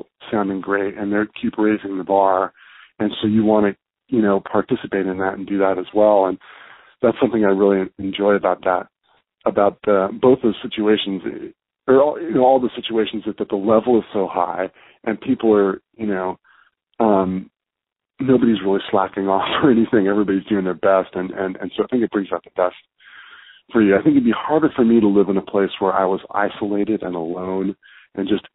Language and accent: English; the Bay Area, California, United States; now in New York City, United States; growing up in the Bay Area